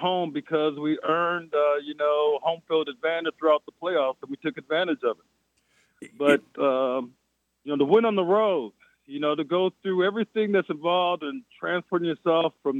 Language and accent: English; Flint, Michigan, United States; moved away; also born or lived in New Hampshire; I'm from Flint. I played in some cold games in high school